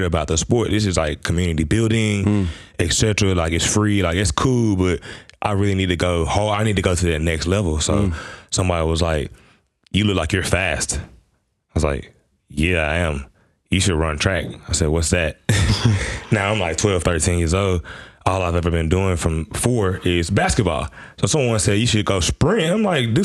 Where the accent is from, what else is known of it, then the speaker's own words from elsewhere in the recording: Memphis, Tennessee, United States; moved away as an adult; now in Adelaide, Australia; I'm from Memphis, Tennessee. Born and raised out of the South of America.